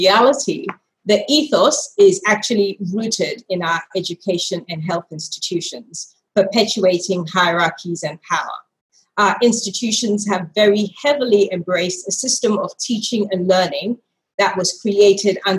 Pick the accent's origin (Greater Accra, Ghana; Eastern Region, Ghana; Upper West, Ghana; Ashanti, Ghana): Greater Accra, Ghana; moved away; I am Ghanaian. I'm a Ga woman, as they say, and very proudly so. I have fond memories of a childhood constantly annoying my grandmother